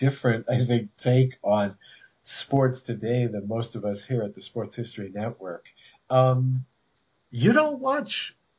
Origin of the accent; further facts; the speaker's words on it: New England, United States; I was growing up in New England, so I'm, what, maybe 6 or 7 years behind you. So late 70s, early 80s.